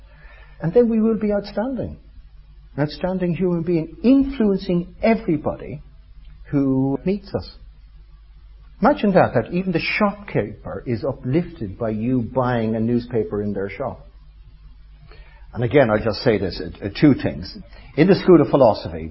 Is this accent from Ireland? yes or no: yes; Ireland; I'm Irish